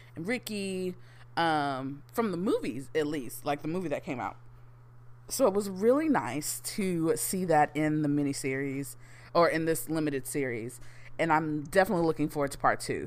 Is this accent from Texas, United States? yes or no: yes; Houston, Texas, United States; born and raised in Houston, Texas